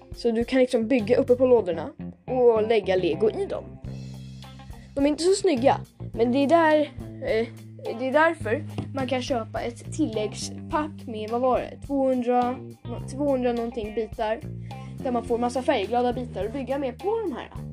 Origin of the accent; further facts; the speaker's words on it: Sweden; vi som är svenskar